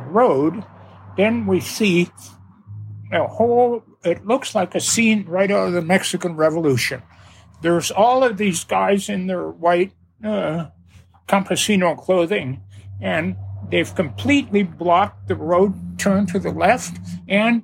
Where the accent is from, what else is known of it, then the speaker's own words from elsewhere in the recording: Canada; we're from Canada